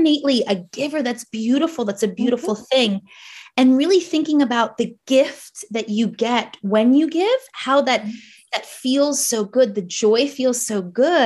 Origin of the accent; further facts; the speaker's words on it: New Jersey, United States; accent: Jersey; moved away as an adult; also born or lived in New York; now in New Zealand; I was a New Yorker, but like, but I'm from Jersey. So I have my Jersey accent